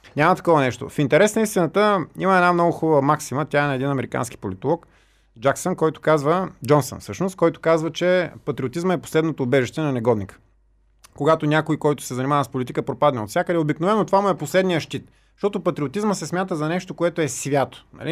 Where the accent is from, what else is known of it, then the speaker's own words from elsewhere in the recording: Varna, Varna Province, Bulgaria; казвам по нашия, защото знаеш, че съм от Варна